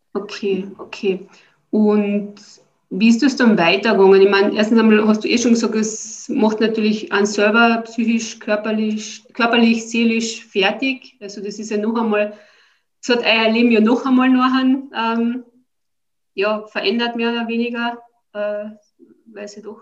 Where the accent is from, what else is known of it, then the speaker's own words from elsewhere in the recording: Austria; bei uns in Österreich